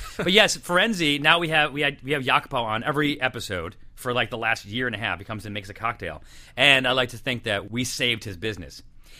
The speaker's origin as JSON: {"language": "English", "town": "Syracuse", "region": "New York", "country": "United States", "tie": "born or raised there", "moved": "yes", "said": "I grew up in Syracuse"}